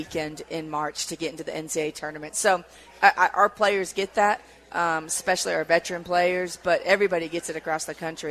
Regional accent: Tennessee, United States; now in Boise, United States; I grew up in Tennessee

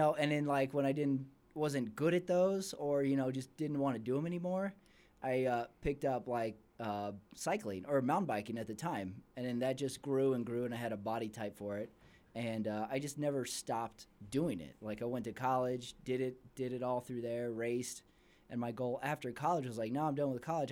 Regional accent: El Paso, Texas, United States; now in Salt Lake City, United States; I'm not from Salt Lake originally. I'm from El Paso, Texas

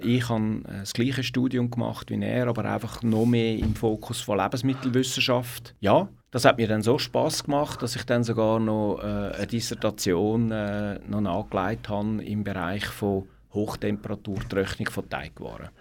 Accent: Zurich, Switzerland; Ich bin ein Stadtzürcher, also ich bin in Zürich-Hönk äh, aufgewachsen

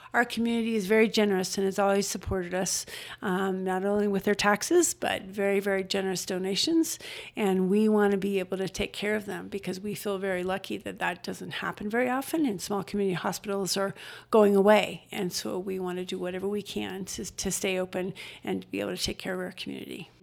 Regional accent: Denver, Colorado, United States; now in Estes Park, United States; I grew up in Denver

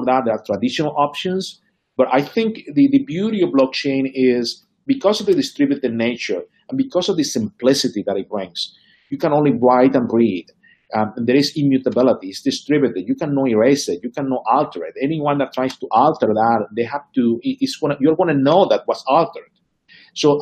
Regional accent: Venezuela; moved away; I grew up in Venezuela

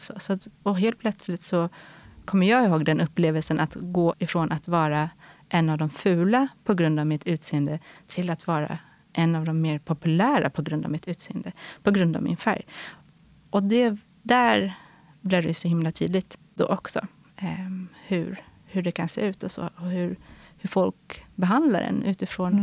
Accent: Stockholm, Stockholm County, Sweden; jag är uppvuxen här i Stockholm, i eh, Sätra, en förort.

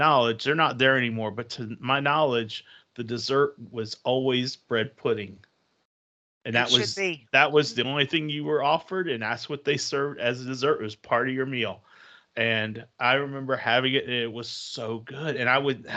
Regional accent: Northern Virginia, United States; I grew up in Northern Virginia

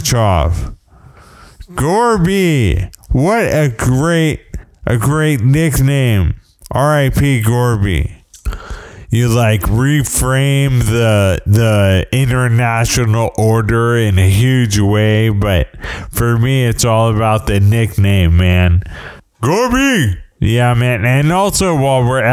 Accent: United States; I'm an American

